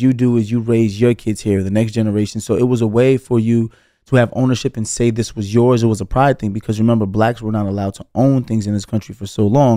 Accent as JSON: {"language": "English", "town": "New York City", "region": "New York", "country": "United States", "tie": "born or raised there", "said": "felt like Brooklyn was going to be the place where I spent my entire life"}